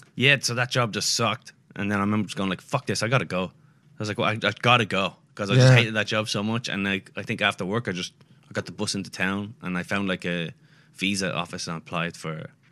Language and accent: English; England, United Kingdom; I'm just going, come on, I'm obviously English.